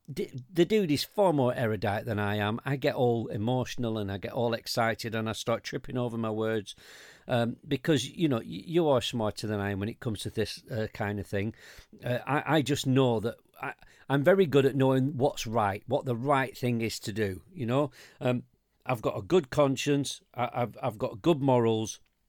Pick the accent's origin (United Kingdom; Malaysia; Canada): United Kingdom; We can do this because we're British.